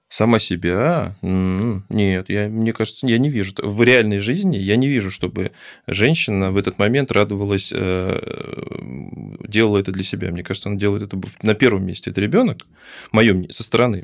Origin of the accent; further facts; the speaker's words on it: Baku, Azerbaijan; moved away; я когда родился, когда я жил, точнее, я, я сам из Баку